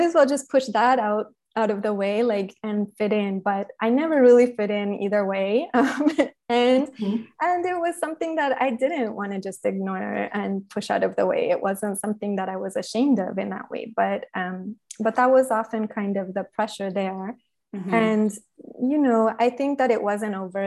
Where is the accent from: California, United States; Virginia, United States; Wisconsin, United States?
Virginia, United States; Northern; moved away as an adult; also born or lived in Guatemala City, Guatemala / Minnesota / Paris, France; I grew up right outside of Washington, D.C. in Northern Virginia